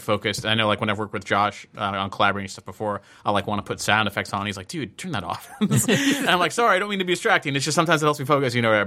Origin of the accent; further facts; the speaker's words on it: United States; I'm American